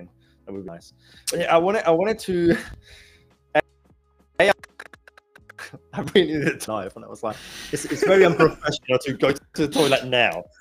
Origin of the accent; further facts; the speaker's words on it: southern Spain, Spain; English is a second language; moved away; I come from the south of Spain.